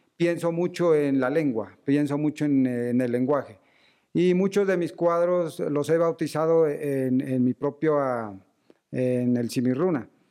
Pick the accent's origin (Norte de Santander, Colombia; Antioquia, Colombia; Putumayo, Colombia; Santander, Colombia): Putumayo, Colombia; Sibundoy Valley; moved away as an adult; now in Bogotá, Colombia; somos oriundos del Valle de Sibundoy